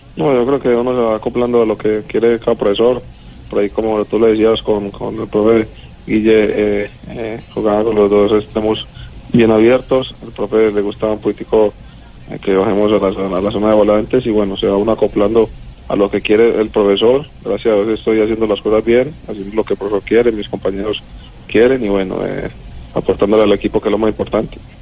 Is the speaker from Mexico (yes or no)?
no; Colombia; now in Argentina; como todo colombiano